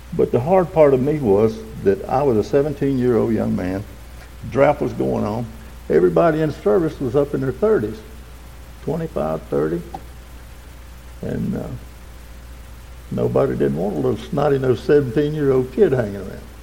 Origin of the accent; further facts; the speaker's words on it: Westminster, South Carolina, United States; I was born in 1949 in Oconee Memorial Hospital and grew up in the big city of Westminster